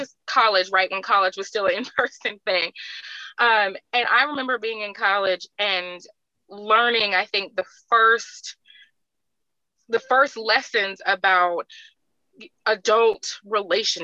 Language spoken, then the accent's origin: English; California, United States; moved away as an adult; also born or lived in Alabama; I grew up in California. I went to school in Alabama